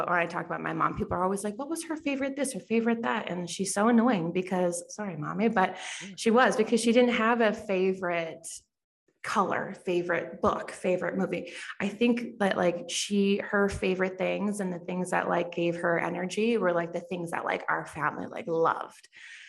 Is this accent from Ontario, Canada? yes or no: no; Lethbridge, Alberta, Canada; born there; also born or lived in Calgary; I was born in Lethbridge. Just south of Calgary. And then we moved around a lot when I was younger. And then we've been in Calgary for 22 years.